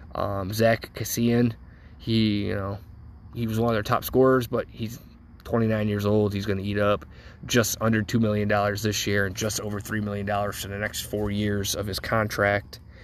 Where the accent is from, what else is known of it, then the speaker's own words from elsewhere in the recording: Cleveland, Ohio, United States; I'm from Cleveland, Ohio, born and raised